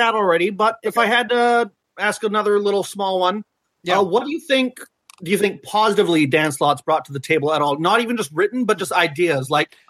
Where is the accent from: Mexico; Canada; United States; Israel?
Canada; British Columbia; I'm from British Columbia, Canada.